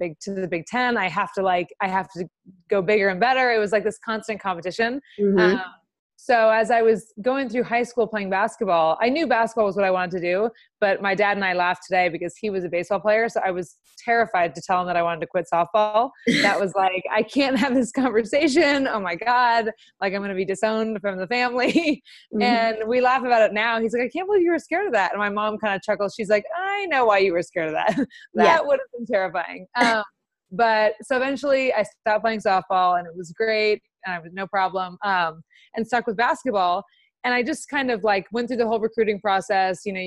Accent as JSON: {"language": "English", "town": "Los Angeles", "region": "California", "country": "United States", "moved": "as an adult", "said": "I'm from Los Angeles, so I was 3,000 miles away from home"}